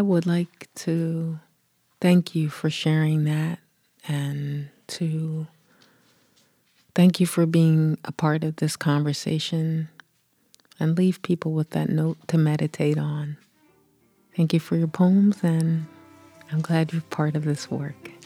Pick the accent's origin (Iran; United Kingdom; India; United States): United States; Philadelphia, Pennsylvania; I grew up in the East Coast, in Philly